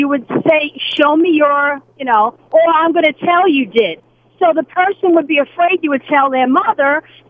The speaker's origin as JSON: {"language": "English", "town": "Brooklyn", "region": "New York", "country": "United States", "tie": "born or raised there", "said": "When I grew up in Brooklyn, we played spin the bottle"}